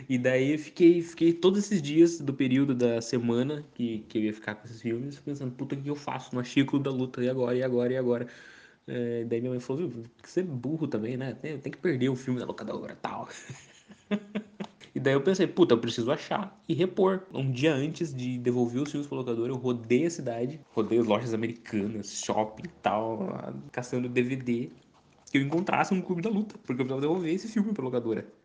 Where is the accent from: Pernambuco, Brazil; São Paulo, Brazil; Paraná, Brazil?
São Paulo, Brazil; Sorocaba; Eu sou da mesma cidade do Jean, Sorocaba